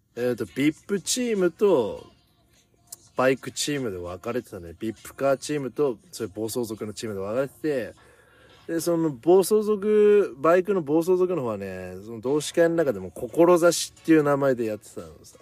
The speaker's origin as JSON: {"language": "Japanese", "region": "Miyagi", "country": "Japan", "tie": "born or raised there", "accent": "namatteru (regional accent)", "said": "俺らの地元って山形県境に近いようなとこ"}